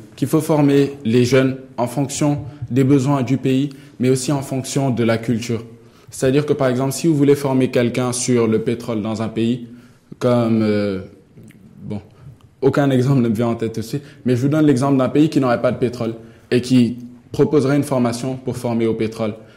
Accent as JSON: {"language": "French", "country": "Senegal", "moved": "as an adult", "lives_now": "Morocco", "said": "chez moi, au Sénégal"}